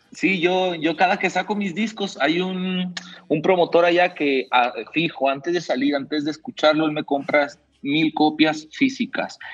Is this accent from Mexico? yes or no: yes; Mexico; yo como mexicano